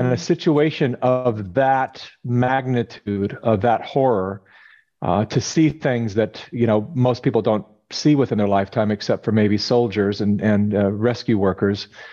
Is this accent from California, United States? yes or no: yes; California, United States; I was born and raised in California